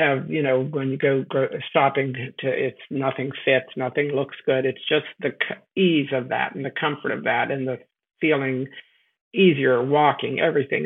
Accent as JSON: {"language": "English", "town": "Pittsburgh", "region": "Pennsylvania", "country": "United States", "also_born_or_lived": "Maryland", "moved": "yes", "said": "I'm originally from Pittsburgh, Pennsylvania, and then I lived in Maryland for many years"}